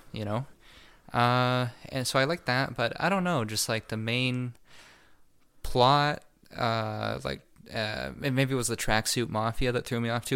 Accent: Canada; we're Canadian

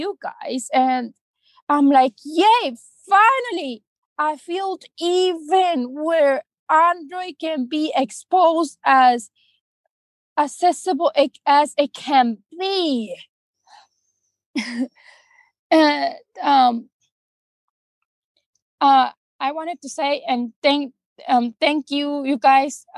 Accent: Arizona, United States; I was actually born in Arizona, so I grew up in my whole entire life in Arizona

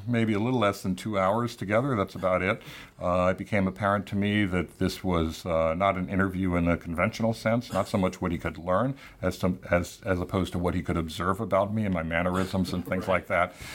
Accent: Tampa, Florida, United States; moved away; my hometown newspaper in Tampa, Florida.

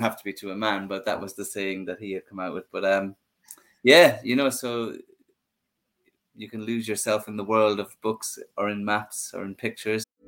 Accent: Ireland; when I was a young boy growing up in Ireland

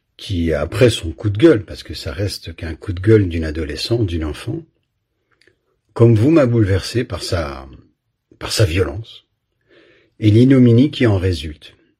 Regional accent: Belgium; j'ai grandi en Belgique

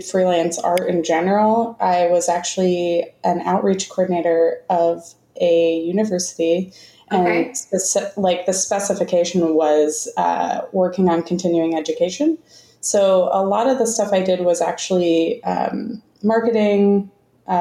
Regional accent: Florida, United States; moved away; I'm originally from Florida

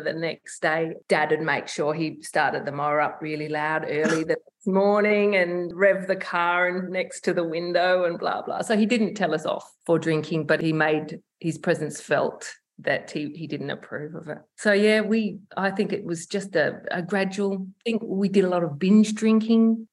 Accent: Broken Hill, New South Wales, Australia; now in Adelaide, Australia; we grew up in Broken Hill, so it was this country town

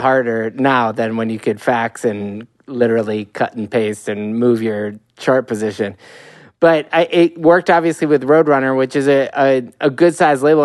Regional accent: Midwest, United States; I'm from the Midwest, which is not Alberta

